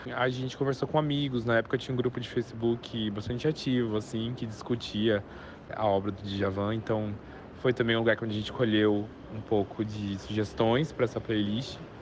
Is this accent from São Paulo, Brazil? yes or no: yes; São Paulo, Brazil; eu sou daqui de São Paulo